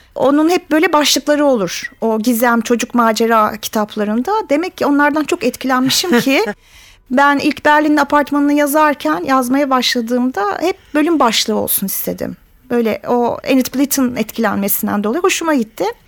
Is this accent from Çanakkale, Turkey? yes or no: no; Zonguldak, Turkey; Ben Zonguldaklıyım.